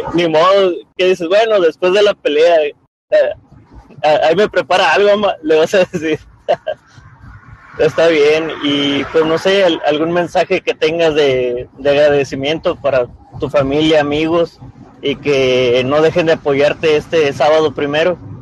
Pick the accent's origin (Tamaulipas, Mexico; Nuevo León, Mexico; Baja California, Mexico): Baja California, Mexico; Tijuana; yo también soy, soy fuera de la ciudad, pero prácticamente hecho en Tijuana